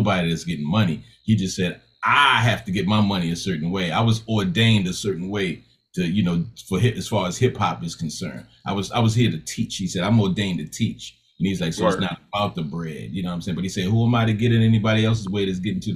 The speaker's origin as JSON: {"language": "English", "town": "Baltimore", "region": "Maryland", "country": "United States", "also_born_or_lived": "Tennessee / Georgia", "moved": "yes", "said": "I'm from Baltimore"}